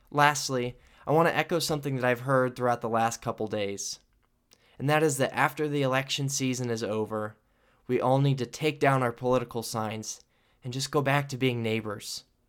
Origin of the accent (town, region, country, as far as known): United States